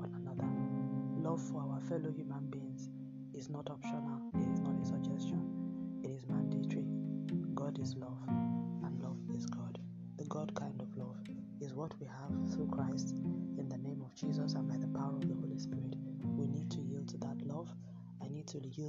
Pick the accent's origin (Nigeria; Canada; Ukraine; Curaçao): Nigeria; accent: Nigerian English; my home country, Nigeria